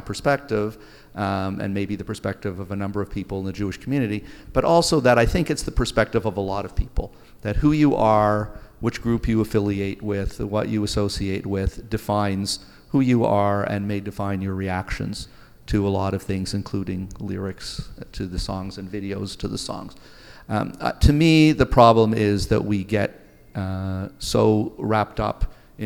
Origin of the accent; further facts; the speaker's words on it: Toronto, Ontario, Canada; moved away; where I grew up in Toronto, Canada